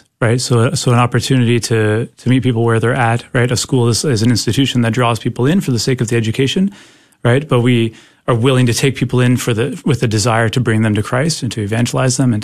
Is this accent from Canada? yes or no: yes; Canada; I'm from Canada, so this was up there in Canada